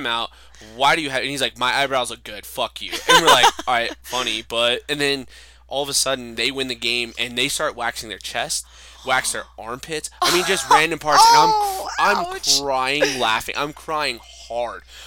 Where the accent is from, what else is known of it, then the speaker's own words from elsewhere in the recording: Farmington, New Mexico, United States; moved away; we grew up in Farmington